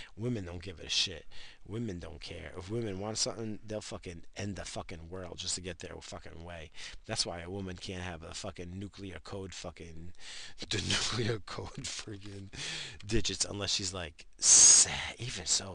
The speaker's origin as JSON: {"language": "English", "country": "United States", "said": "I'm fucking American"}